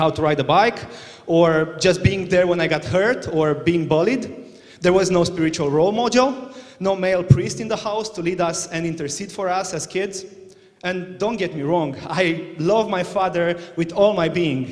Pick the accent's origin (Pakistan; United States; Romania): Romania; now in Northern Ireland, United Kingdom; I was born in Romania in 1993, and that was a dark place.